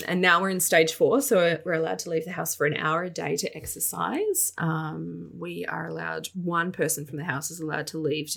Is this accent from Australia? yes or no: yes; Australia; now in Melbourne, Australia; Patrick and I just moved to Melbourne, which is 3 hours from where my hometown and where we'd lived, where both of us had lived, well, me since I was 3 years